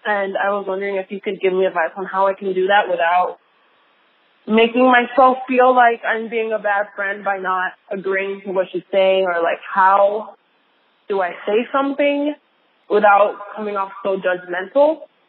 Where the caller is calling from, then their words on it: Las Vegas, Nevada, United States; I am calling you from Las Vegas.